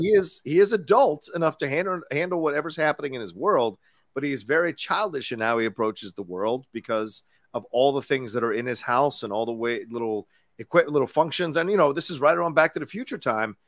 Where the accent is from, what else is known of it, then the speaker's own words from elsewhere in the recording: Dale City, Virginia, United States; in Dale City, where I grew up in Virginia